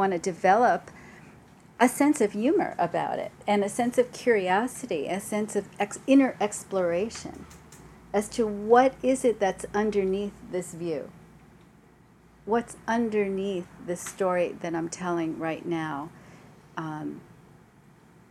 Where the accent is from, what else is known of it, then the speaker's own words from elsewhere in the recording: New York City, New York, United States; I'm from New York